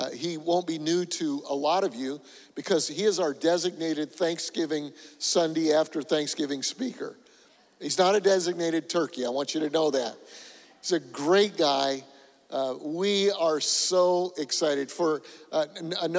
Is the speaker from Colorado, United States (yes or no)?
yes; Colorado, United States; moved away; I'm from Colorado